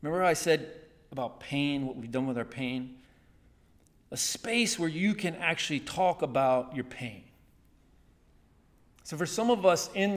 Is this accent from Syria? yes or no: no; Chattanooga, Tennessee, United States; moved away; A church I grew up in Chattanooga, Tennessee, they taught me, they took me out, showed me when I was younger, high school and college